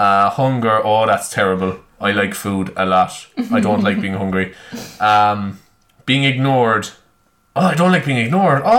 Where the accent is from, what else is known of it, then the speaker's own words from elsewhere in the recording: Ireland; I'm Irish. I'm very patriotic